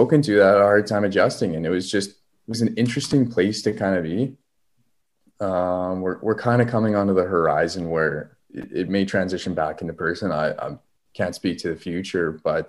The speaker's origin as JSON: {"language": "English", "town": "Prince Albert", "region": "Saskatchewan", "country": "Canada", "said": "I'm from Prince Albert, which is just down the road, an hour and a half."}